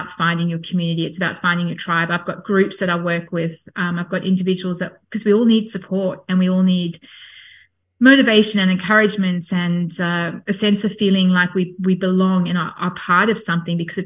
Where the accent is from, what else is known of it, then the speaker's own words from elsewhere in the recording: South Africa; I grew up Catholic in South Africa.